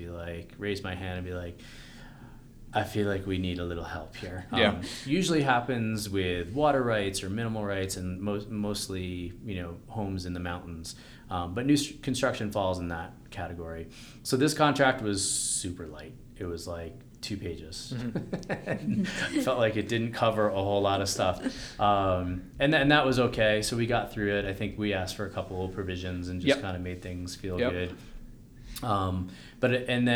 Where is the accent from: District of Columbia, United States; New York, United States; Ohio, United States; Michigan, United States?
New York, United States; now in Colorado, United States; I grew up in New York